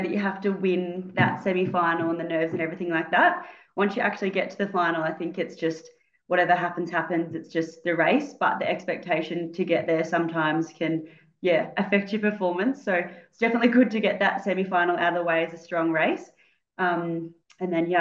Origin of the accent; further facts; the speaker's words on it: Ballarat, Victoria, Australia; I'm from Ballarat, where I grew up, and now I'm working here as a physio and Pilates instructor